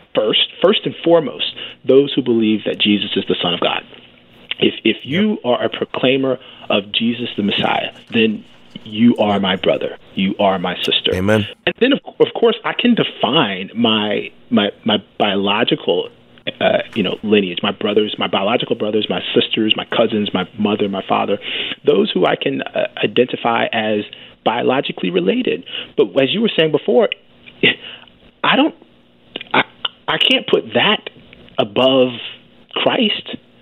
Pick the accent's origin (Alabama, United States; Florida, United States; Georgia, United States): Alabama, United States; I was born in Alabama, so I originated in Alabama.